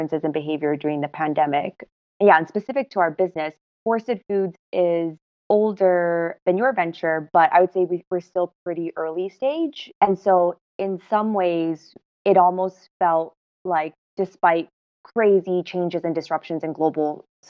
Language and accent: English; Hong Kong; moved away as an adult; also born or lived in United States / Washington, D.C. / New York; now in Ethiopia; After growing up in Hong Kong, was doing my undergrad in the US